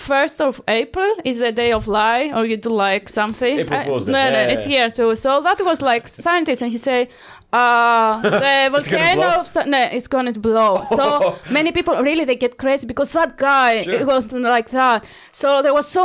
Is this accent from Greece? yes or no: yes; Santorini, South Aegean, Greece; English is a second language; moved away as an adult; also born or lived in Italy; now in Ulsan, South Korea; I'm from Santorini